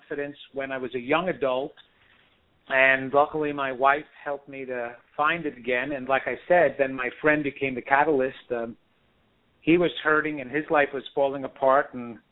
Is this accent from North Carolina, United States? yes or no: no; New York, United States; I am a guy who was born and raised in New York